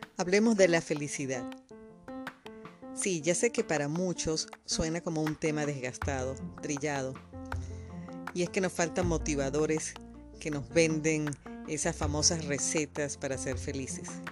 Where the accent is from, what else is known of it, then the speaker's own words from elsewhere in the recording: Venezuela; moved away as an adult; yo salgo escapando de Venezuela por los mismos motivos, porque yo fui objeto de también muchos robos allá